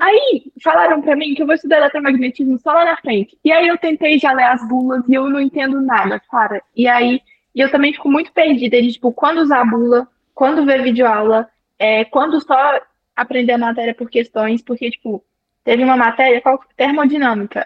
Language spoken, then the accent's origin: Portuguese; interior of Minas Gerais, Brazil; Eu sou do interior de Minas Gerais